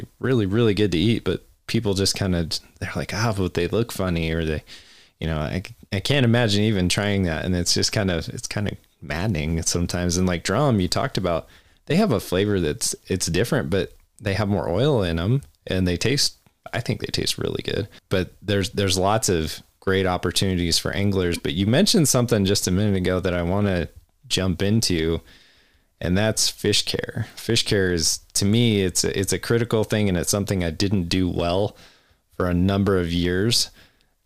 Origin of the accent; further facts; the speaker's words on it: Cheyenne, Wyoming, United States; growing up in Cheyenne